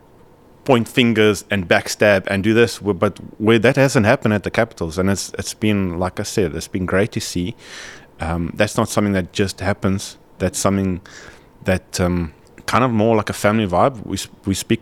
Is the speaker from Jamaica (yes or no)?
no; South Africa; as a South African